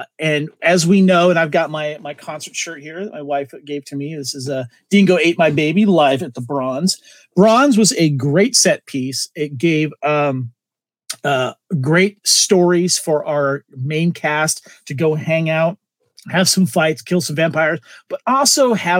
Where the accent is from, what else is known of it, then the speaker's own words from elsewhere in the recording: Santa Barbara, California, United States; my hometown of Santa Barbara, California